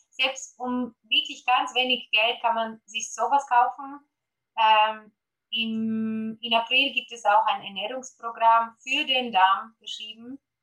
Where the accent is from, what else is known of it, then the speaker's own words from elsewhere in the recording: Poland; German is a second language; moved away; Deutsch ist nicht meine Muttersprache. Ich komme ursprünglich aus Polen.